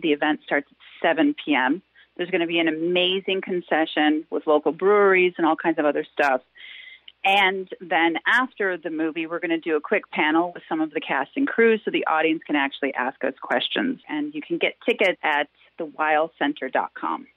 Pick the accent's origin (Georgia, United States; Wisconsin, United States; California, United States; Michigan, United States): Wisconsin, United States; moved away as an adult; also born or lived in Los Angeles; I was born and raised in Wisconsin. I left when I was 18, went